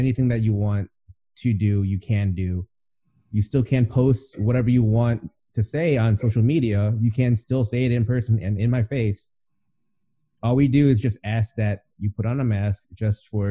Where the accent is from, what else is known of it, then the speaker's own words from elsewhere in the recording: United States; I'm American